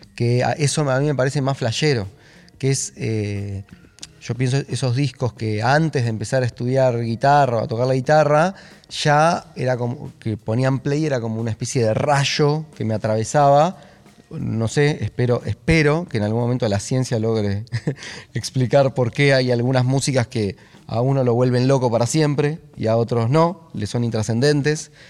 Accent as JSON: {"language": "Spanish", "region": "Buenos Aires", "country": "Argentina", "tie": "born or raised there", "said": "Nací, está bien. El 29 de junio de 1990 en Parque Patricios"}